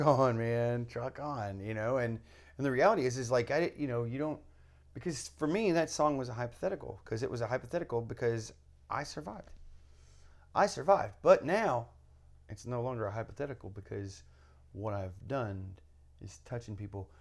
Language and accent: English; Kentucky, United States; my home state, Kentucky